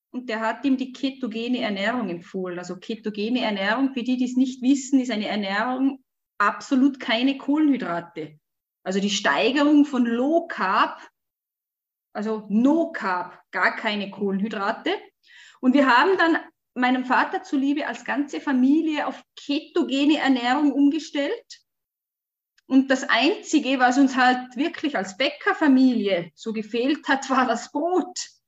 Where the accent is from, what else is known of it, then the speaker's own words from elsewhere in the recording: Switzerland; Wir hatten eine ich bin in der Schweiz aufgewachsen. Wir hatten eine kleine Mietwohnung.